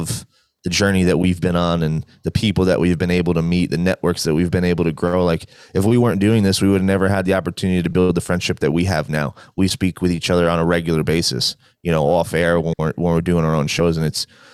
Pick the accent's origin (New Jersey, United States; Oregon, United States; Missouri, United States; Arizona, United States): New Jersey, United States; moved away; I'm from New Jersey. It's where I grew up, born and raised, lived there a majority of my life